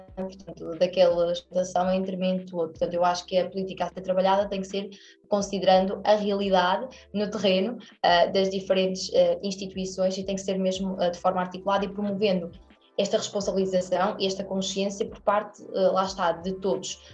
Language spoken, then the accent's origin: Portuguese; Aveiro, Centro, Portugal; moved away as an adult; also born or lived in Porto; eu sou estudante deslocada, portanto eu sou, sou, sou da Aveiro e depois fui para o Porto